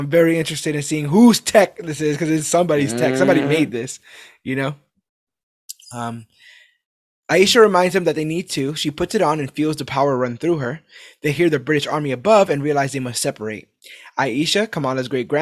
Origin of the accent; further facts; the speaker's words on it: New York, United States; I'm from New York